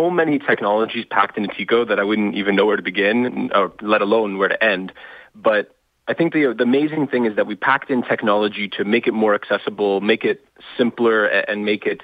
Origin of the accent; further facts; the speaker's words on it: Toronto, Ontario, Canada; Uh, I'm from Toronto.